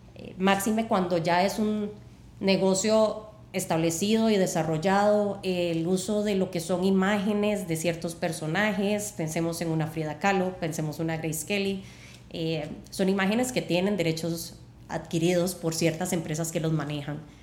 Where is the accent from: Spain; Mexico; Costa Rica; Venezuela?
Costa Rica; somos un país pequeño